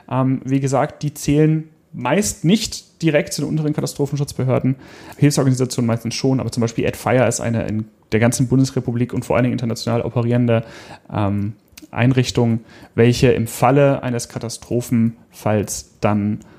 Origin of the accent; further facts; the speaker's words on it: Hanover, Lower Saxony, Germany; hier in meiner Heimatstadt Hannover